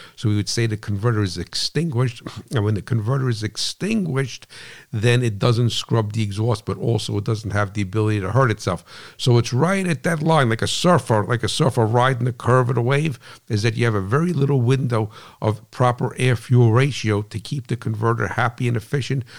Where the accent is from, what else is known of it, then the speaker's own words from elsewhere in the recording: New Jersey, United States; I'm from New Jersey